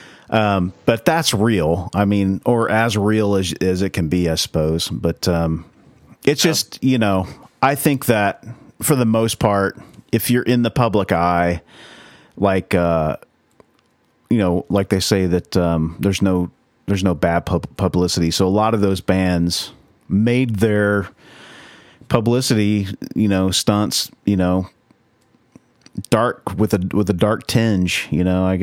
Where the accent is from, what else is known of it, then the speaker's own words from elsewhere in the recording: the Bible Belt, United States; growing up in the Bible Belt